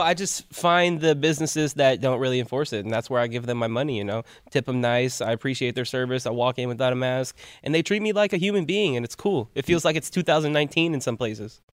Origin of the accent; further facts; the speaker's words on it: Palmdale, California, United States; I'm from Palmdale originally